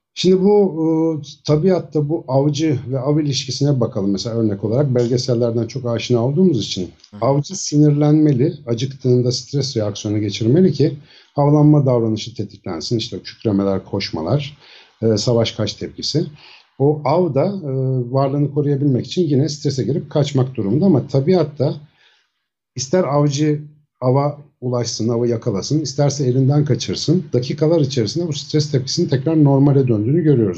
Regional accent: Ankara, Turkey; also born or lived in Samsun; 1972 Ankara doğumluyum. Bütün eğitim hayatım Hacettepe Biyoloji'den mezuniyete kadar Ankara'da geçti

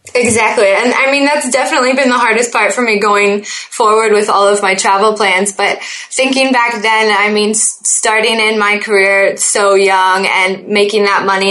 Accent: Oakville, Ontario, Canada; also born or lived in Niagara Falls / Toronto; I was born in Oakville, Ontario

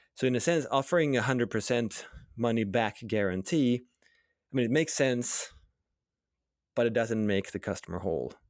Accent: Sweden; I grew up in Sweden

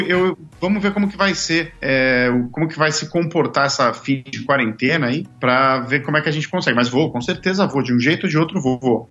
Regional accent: Brazil; moved away as an adult; also born or lived in Japan; eu saí do Brasil

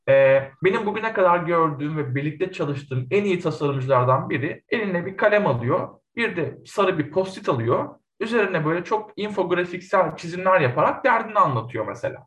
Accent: Zonguldak, Turkey; Zonguldak doğumluyum

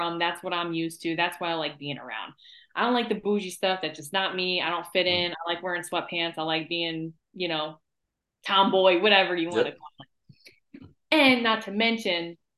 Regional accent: Albany, New York, United States; I am from Albany too

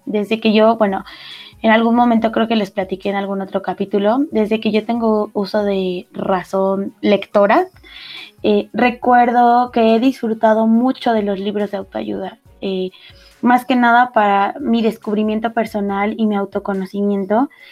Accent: northern Mexico, Mexico; accent: norteña; de repente se me sale como la norteña

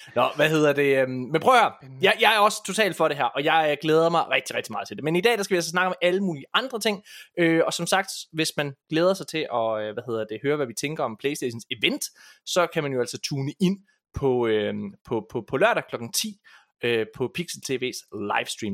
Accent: Ølgod, Southern Denmark, Denmark; det er der, hvor jeg kommer fra.

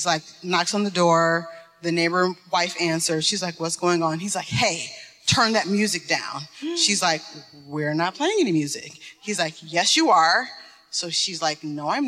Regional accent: Detroit, Michigan, United States; I'm from Detroit.

